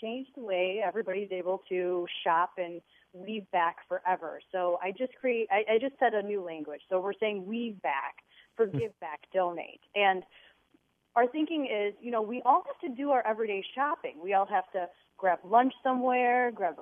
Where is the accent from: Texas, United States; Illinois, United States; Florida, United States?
Illinois, United States; Wilmette; we grew up in the North Shore of Chicago in Wilmette